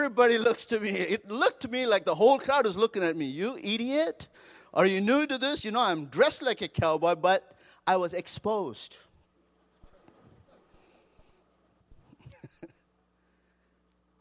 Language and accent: English; India; moved away as an adult; also born or lived in Seattle, United States; now in Colorado Springs, United States; I grew up in India and came to the United States a few years ago